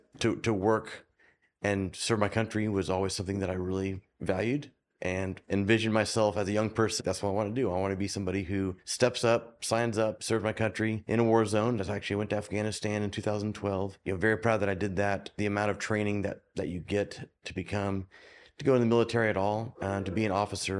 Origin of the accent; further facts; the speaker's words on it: Oklahoma, United States; So I was the weirdo from Oklahoma that played ice hockey, and I loved it.